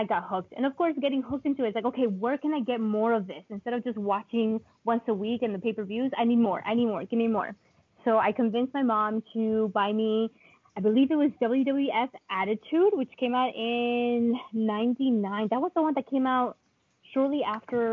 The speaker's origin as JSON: {"language": "English", "country": "Colombia", "tie": "born or raised there", "second_language": "English", "moved": "yes", "lives_now": "United States", "said": "I was born and raised in Colombia, and I previously, before moving to the United States"}